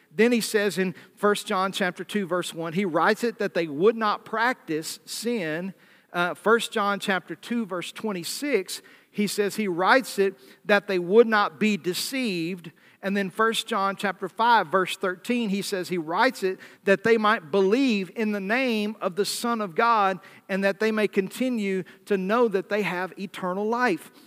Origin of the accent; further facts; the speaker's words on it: the South, United States; accent: Southern; moved away; I was raised in the South